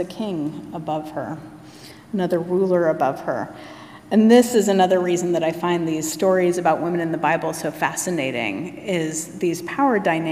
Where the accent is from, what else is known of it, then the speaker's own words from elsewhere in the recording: Anchorage, Alaska, United States; I was born and raised in Anchorage, Alaska